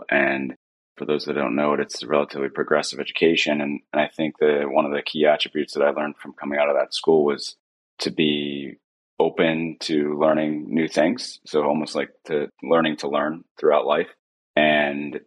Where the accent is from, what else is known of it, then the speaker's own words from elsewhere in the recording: Huntsburg, Ohio, United States; also born or lived in Cleveland, Ohio; I grew up outside of Cleveland, Ohio, in a small town. It's actually in rural Ohio, in a town called Huntsburg.